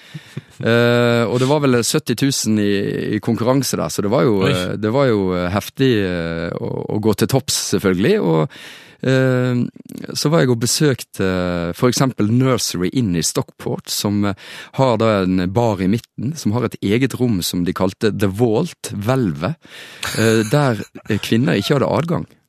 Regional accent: Florø, Vestland, Norway; min hjemby Florø

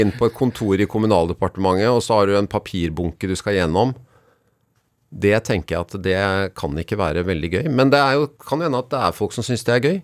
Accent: Bærum, Akershus, Norway; jeg har vokst opp i Bærum

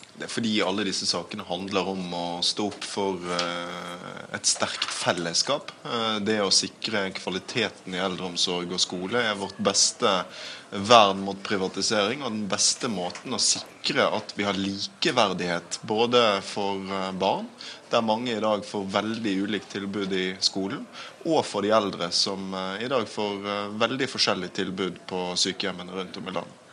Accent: Bergen, Vestland, Norway; min hjemby Bergen

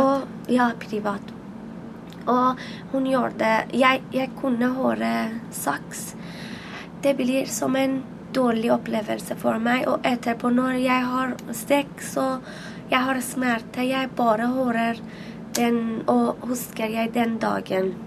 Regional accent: Iran; Norwegian is a second language; moved away as an adult; now in Oslo, Norway; Jeg vokste opp i Iran, et land der jentene blir født med skam

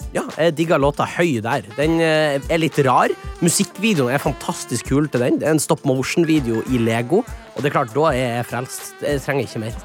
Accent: Kjøpsvik, Nordland, Norway

